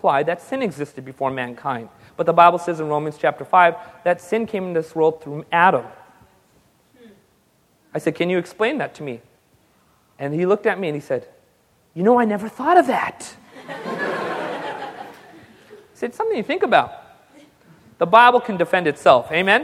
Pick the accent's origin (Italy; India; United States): India; I'm just a Hindu because I'm Indian